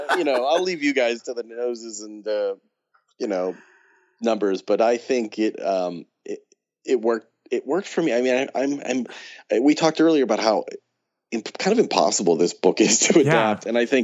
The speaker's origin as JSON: {"language": "English", "town": "Pittsburgh", "region": "Pennsylvania", "country": "United States", "tie": "born or raised there", "moved": "as an adult", "said": "I grew up in Pittsburgh, and I moved away 20 some years ago, and you know, it's now been, I used to go back more frequently, but now it's been several years since I've gone home."}